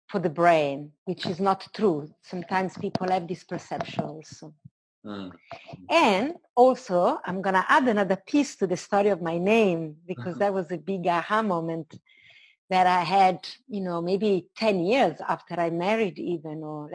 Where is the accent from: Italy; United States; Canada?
Italy; moved away as an adult; also born or lived in London; I was born in Italy. And when I started traveling, I left Italy in my early 20s and I lived in London for a while.